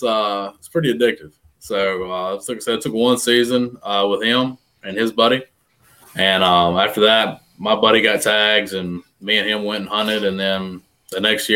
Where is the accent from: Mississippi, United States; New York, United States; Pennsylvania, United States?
Mississippi, United States; Yazoo City; also born or lived in Ackerman, Mississippi; I'm from Yazoo City, Mississippi, around the edge of the Delta. And I grew up in Mississippi, kind of bounced around a little bit.